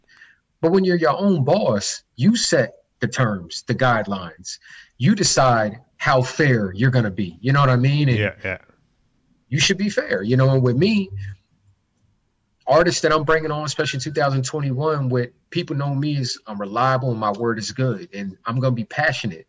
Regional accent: Baltimore, Maryland, United States; out here in my hometown of Baltimore City

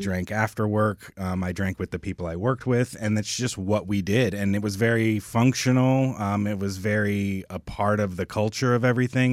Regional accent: Oklahoma, United States; also born or lived in California; I was born in California. I moved out to Oklahoma when I was young, but, um, I did, like, all of high school and everything out there

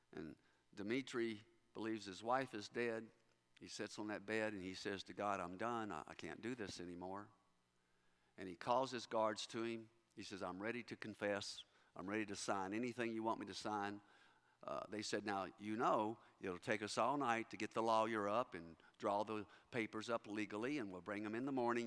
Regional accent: Kentucky, United States; moved away; growing up in Kentucky

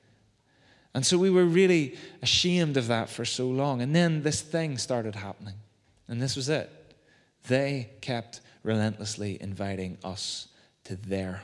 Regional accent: Belfast, Northern Ireland, United Kingdom; When I was growing up in Waterloo Gardens, just down the Antrim Road

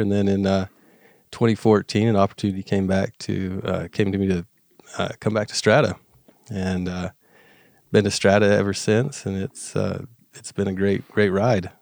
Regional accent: Uintah Basin, Utah, United States; I, I grew up here in the Union Basin, um, graduated from Union High School

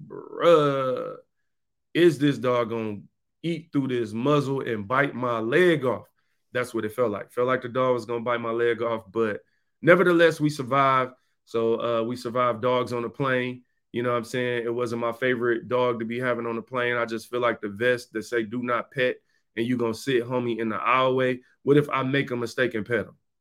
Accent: Detroit, Michigan, United States; in my neighborhood growing up in Detroit

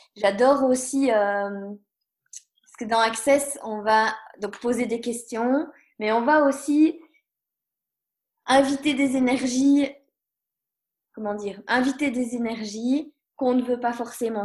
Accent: Belgium; je suis belge

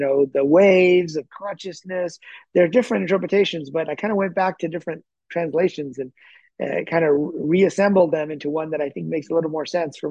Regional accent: Michigan, United States; also born or lived in Lahore, Pakistan; I grew up in Michigan, which was snowing, you know, every winter

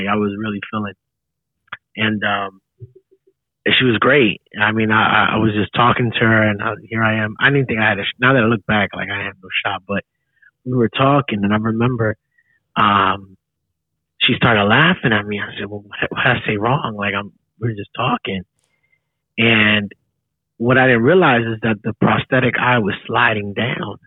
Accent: Philadelphia, Pennsylvania, United States; I grew up in North Philly

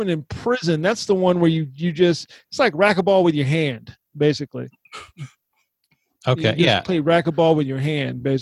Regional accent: San Antonio, Texas, United States; also born or lived in Germany; No, San Antonio. I went well.

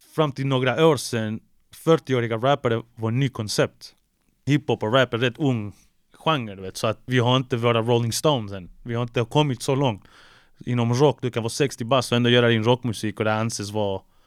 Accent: Malmö, Skåne, Sweden; also born or lived in Chile; Jag är från Malmö, 040

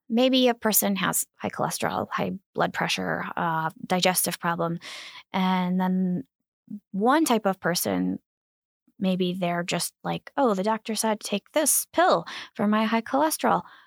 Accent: Kankakee River, Illinois, United States; I grew up on the Kankakee River

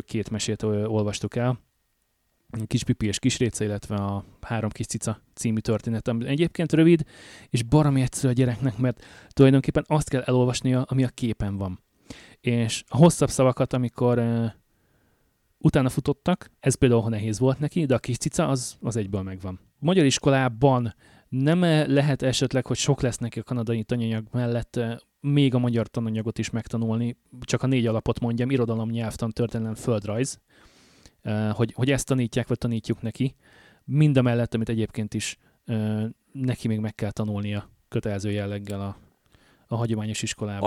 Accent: Hungary; moved away as an adult; now in Canada; jelentősen más körülmények között nőttünk föl, jelentősen más lehetőségeink voltak, adottak Magyarországon a 80-as, 90-es években, amikor mi voltunk fiatalok

